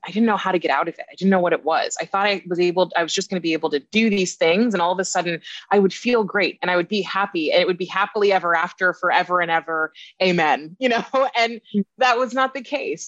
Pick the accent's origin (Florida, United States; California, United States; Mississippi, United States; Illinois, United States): California, United States; moved away as an adult; also born or lived in New York; I grew up in California